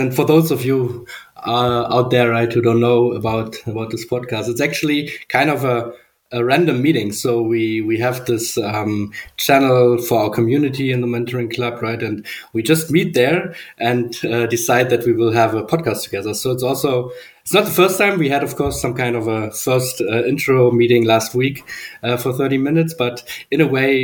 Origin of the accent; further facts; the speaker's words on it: Germany; I'm from Germany, so I'm quite used to the, let's say, engineering or German engineering culture.